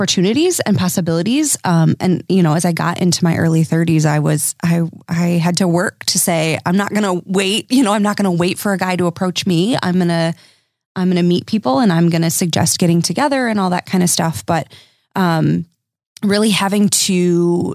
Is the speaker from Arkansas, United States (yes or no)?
no; Dutch enclaves, Michigan, United States; I come from Dutch enclaves